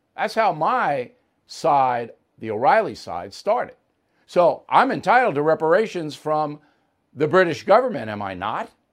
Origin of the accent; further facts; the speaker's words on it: United States; an American who loves my country